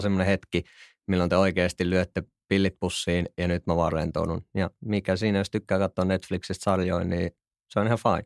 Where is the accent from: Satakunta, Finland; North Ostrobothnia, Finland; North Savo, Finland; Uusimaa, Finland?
North Savo, Finland; Kuopio; moved away as an adult; now in Helsinki, Finland; mä oon siis Kuopiosta alun perin